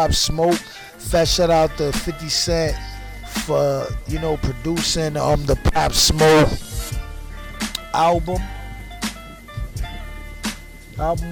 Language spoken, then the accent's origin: English; New York City, New York, United States; I'm from Brooklyn